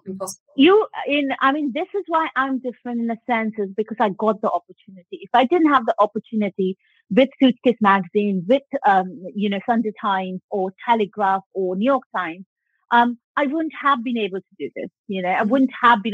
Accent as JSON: {"language": "English", "region": "West Bengal", "country": "India", "tie": "born or raised there", "moved": "as an adult", "lives_now": "United Kingdom", "said": "I grew up in Bengal"}